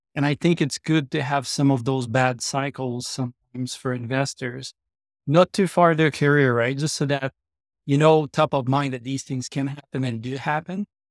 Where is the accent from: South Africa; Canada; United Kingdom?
Canada; Trois-Rivières, Quebec; moved away as an adult; now in Calgary, Canada; I grew up in Trois-Rivières, Quebec. I moved to Calgary eleven years ago